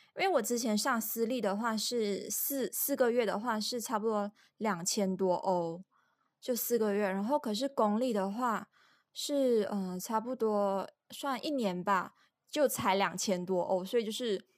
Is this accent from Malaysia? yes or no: yes; Malaysia; moved away as an adult; also born or lived in France; je suis malaisienne